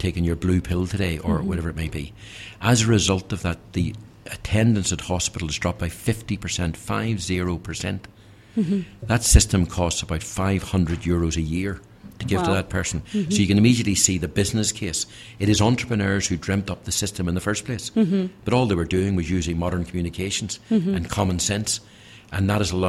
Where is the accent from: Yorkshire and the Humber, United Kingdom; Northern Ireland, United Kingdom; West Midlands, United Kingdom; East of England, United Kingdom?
Northern Ireland, United Kingdom; my home country of Northern Ireland